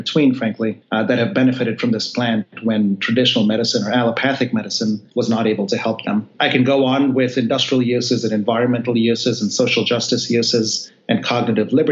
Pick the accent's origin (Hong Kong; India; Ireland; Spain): India; now in United States; when I grew up in India